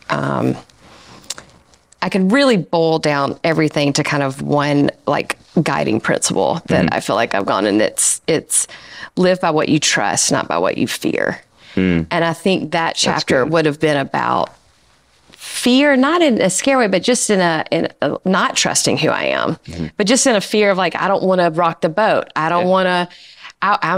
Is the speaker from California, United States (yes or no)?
no; Alabama, United States; now in Asheville, United States; I grew up in the South. I grew up in Alabama.